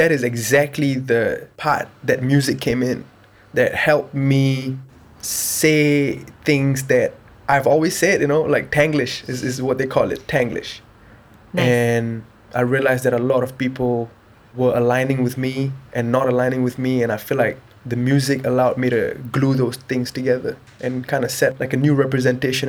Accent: Singapore; being the only person that was born and raised in Singapore within the family

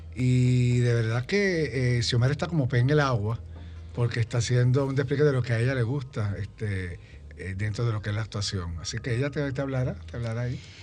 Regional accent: Puerto Rico; mi país, en Puerto Rico

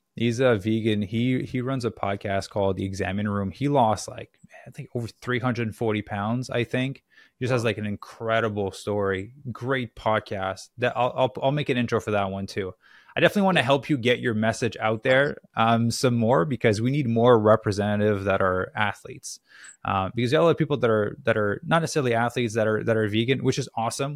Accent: Canada; now in Los Angeles, United States; I'm from Canada originally, but I'm in LA right now

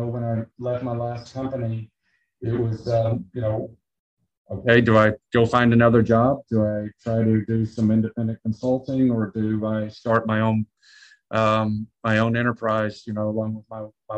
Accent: Arkansas, United States; also born or lived in Latin America / Ecuador; now in Texas, United States; I was raised in Arkansas, but I'm Ecuadorian at heart.

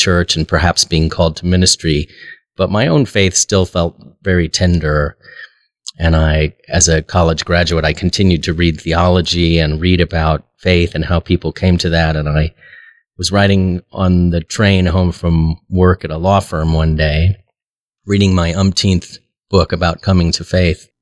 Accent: Omaha, Nebraska, United States; I was born here in Omaha and am a lifelong Episcopalian.

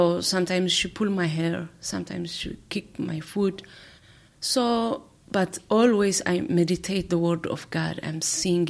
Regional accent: Eritrea; moved away; I came from Eritrea.

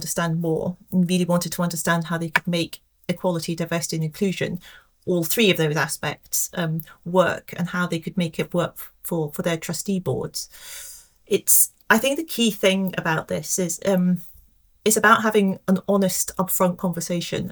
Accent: Scotland, United Kingdom; moved away; also born or lived in London; growing up in a relatively small village in Scotland

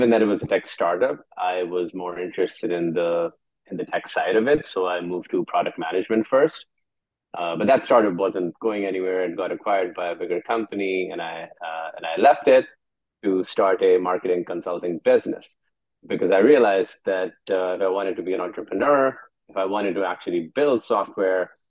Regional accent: Karachi, Sindh, Pakistan; I'm from Karachi

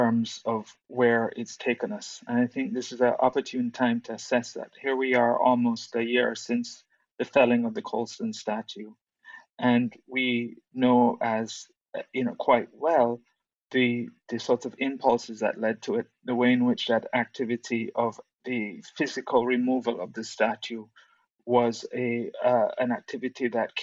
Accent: Jamaica; moved away as an adult; now in United Kingdom; as a non-British person, as a Jamaican, a person from the Caribbean, who grew up born and raised in the post-colonial period

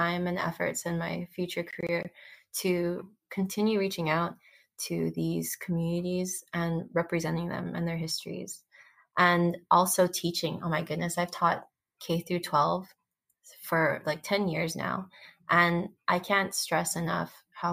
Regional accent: Daly City, California, United States; growing up in Dili City, it was just this community of different minorities

